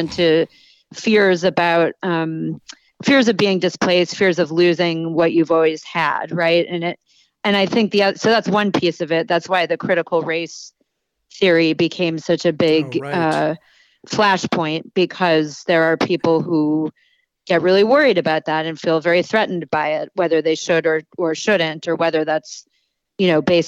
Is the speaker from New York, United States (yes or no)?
yes; Buffalo, New York, United States; Erie County in Western New York, which is where I grew up. I grew up in Buffalo